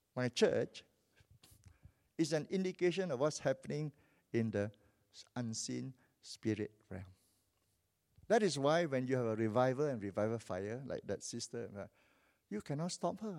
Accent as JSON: {"language": "English", "country": "Malaysia", "also_born_or_lived": "Vancouver", "lives_now": "Kuala Lumpur, Malaysia", "said": "I'm a Malaysian"}